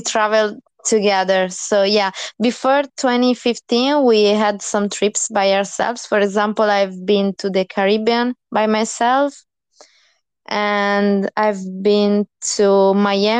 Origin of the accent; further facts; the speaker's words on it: Italy; moved away as an adult; I'm from Italy